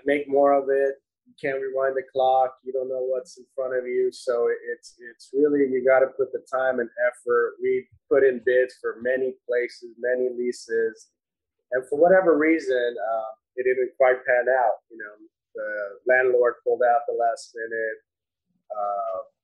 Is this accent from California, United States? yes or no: yes; Whittier, California, United States; Whittier, we're from Whittier